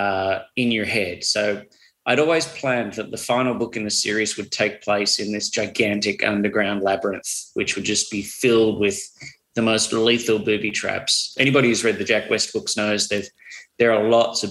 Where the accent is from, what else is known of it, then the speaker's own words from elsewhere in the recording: Australia; I'm still Australian.